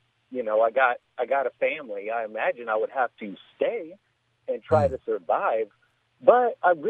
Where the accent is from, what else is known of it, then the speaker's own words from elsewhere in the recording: Southern California, United States; I'm from Southern California. I'm Mexican.